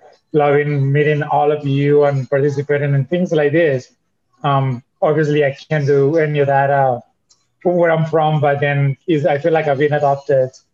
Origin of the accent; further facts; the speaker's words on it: Venezuela; now in United States; I'm actually originally from Venezuela. I came to the United States probably 24 years ago.